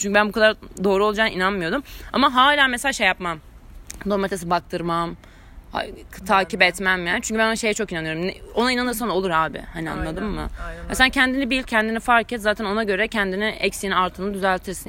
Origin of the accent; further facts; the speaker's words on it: Istanbul, Turkey; Cerrahpaşa doğumluyum.